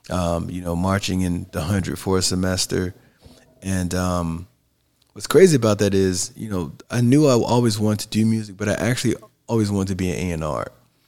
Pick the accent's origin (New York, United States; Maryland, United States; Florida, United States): Florida, United States; Tallahassee; moved away as an adult; also born or lived in Los Angeles; Because I grew up in Tallahassee.